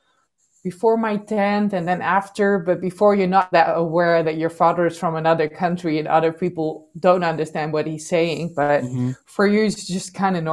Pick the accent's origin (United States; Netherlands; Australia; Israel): Netherlands; I am born and raised in the Netherlands